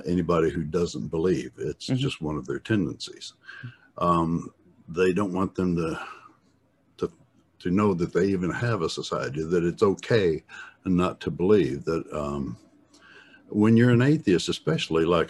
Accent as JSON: {"language": "English", "region": "West Tennessee", "country": "United States", "tie": "born or raised there", "lives_now": "Knoxville, United States", "said": "I grew up in West Tennessee"}